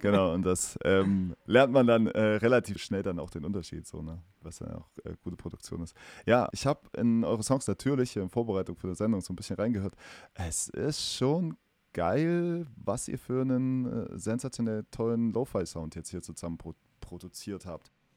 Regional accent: East Germany, Germany; accent: East German; now in Erfurt, Germany; meinen äh, ostdeutschen Dialekt

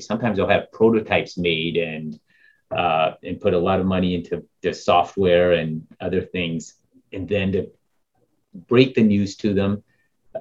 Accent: Topeka, Kansas, United States; I grew up in Topeka, Kansas

